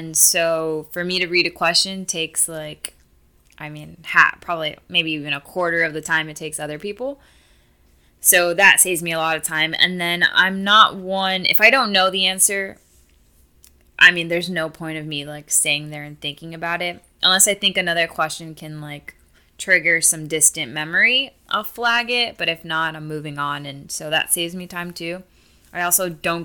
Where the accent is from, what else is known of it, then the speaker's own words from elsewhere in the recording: Miami, Florida, United States; growing up in Miami too, I grew up with a lot of Hispanics